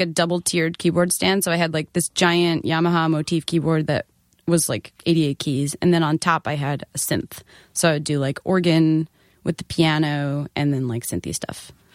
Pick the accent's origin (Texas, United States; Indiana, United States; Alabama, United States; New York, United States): New York, United States; Nassau County, Long Island; I was from Nassau County